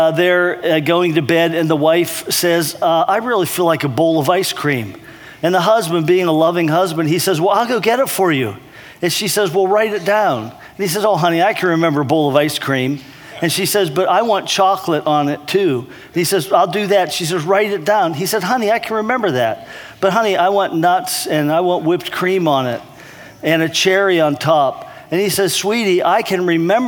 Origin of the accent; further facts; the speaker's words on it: East Brady, Pennsylvania, United States; moved away as an adult; also born or lived in Michigan; now in Illinois, United States; my hometown, East Brady, Pennsylvania